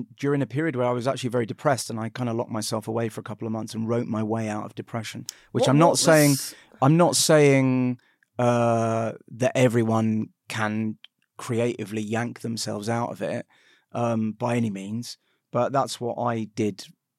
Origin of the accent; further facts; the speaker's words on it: United Kingdom; We're Jewish, but we're British.